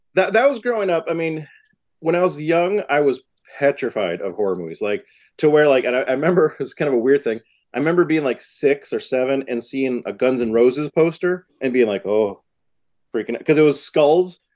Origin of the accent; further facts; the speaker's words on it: Massachusetts, United States; moved away as an adult; also born or lived in New York; I'm from Massachusetts and I lived in New York at the time